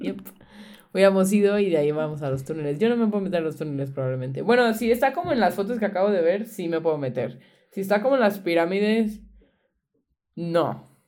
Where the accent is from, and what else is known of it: Veracruz, Mexico; moved away